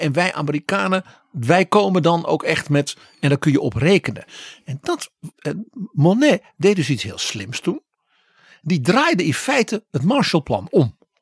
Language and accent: Dutch; Netherlands; als Nederlander